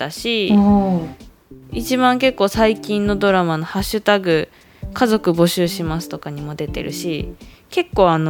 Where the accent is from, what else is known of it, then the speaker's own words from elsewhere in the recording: Hokkaido, Japan; moved away as an adult; now in Taiwan; 海道から来ました